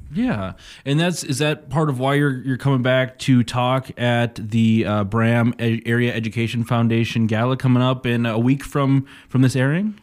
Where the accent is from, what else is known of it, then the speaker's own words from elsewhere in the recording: Pine City, Minnesota, United States; I'm from Pine City